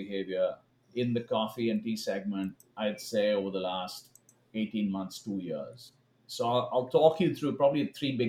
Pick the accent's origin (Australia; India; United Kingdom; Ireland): India; moved away as an adult; also born or lived in Kansas City, United States; now in Los Angeles, United States; I grew up in India